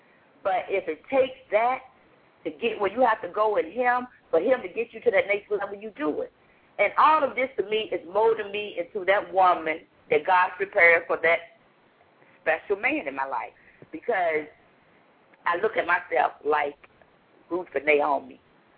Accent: Virginia, United States; now in New York City, United States; But I came from Virginia. I came to a place that they say all kinds of crimes are going on.

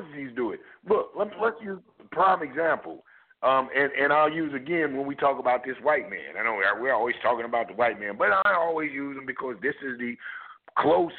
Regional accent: United States; I was born in America, so that makes me an American

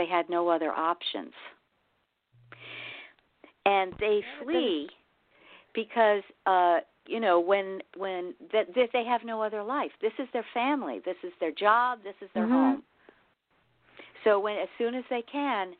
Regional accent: Yonkers, New York, United States; now in Dutchess County, United States; I live in Dutchess. I live right north of you. And I grew up in Yonkers

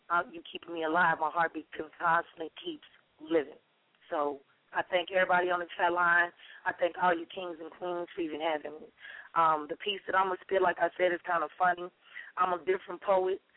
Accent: Sicily, Italy; also born or lived in Chicago; now in Dallas, United States; I grew up in I was born in Sicily

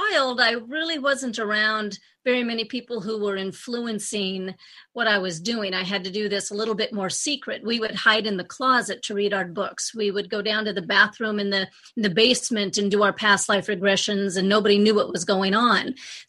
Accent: Anchorage, Alaska, United States; The story is I grew up in Anchorage, Alaska, and I was always just a little bit more different than my friends and my family.

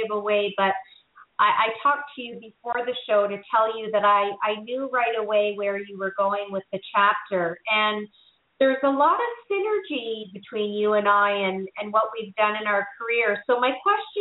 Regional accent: Canada; moved away; back to my home country of Canada

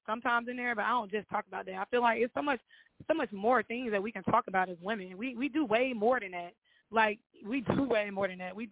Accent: Montgomery, Alabama, United States; also born or lived in Dothan, Alabama / Atlanta, Georgia; I was born in Dothan, Alabama, but I was definitely made in Montgomery, Alabama

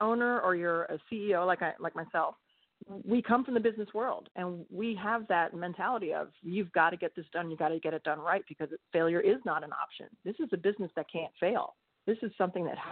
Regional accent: East Coast, United States; moved away; also born or lived in Pennsylvania / South Carolina; I'm from the East Coast

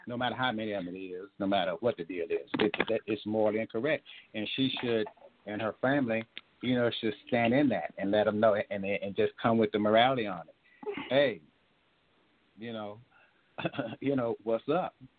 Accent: Tyler, Texas, United States; Tyler kind of like my hometown. I told you about I got roots down there

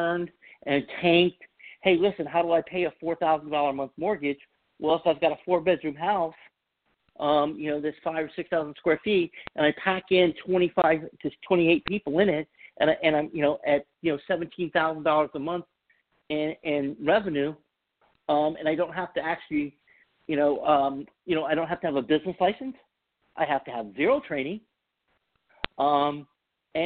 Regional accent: the Bible Belt, United States; moved away; I'm from the Bible Belt

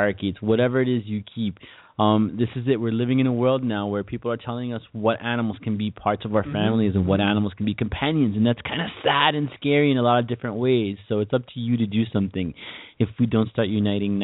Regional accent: United States; as an American in my duty to my country

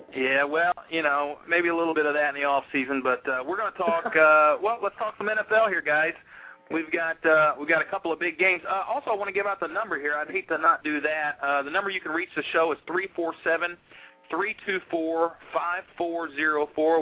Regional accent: Indiana, United States; we're from Indiana.

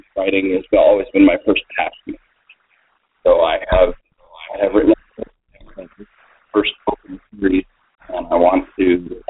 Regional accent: Colorado, United States; I grew up in Colorado. I've been a member of the LDS Church my whole life

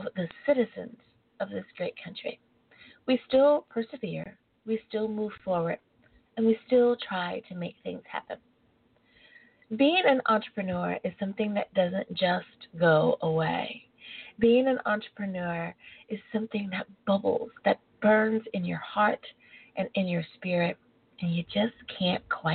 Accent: United States; being born an American.

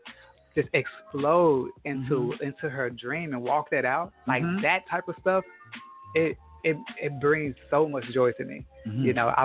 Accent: Los Angeles, California, United States; now in Tulsa, United States; both of us from L.A., you know, we're from California.

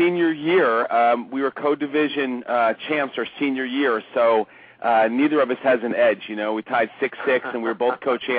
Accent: Point Pleasant, New Jersey, United States; moved away as an adult; now in California, United States; I grew up in Point Pleasant as well.

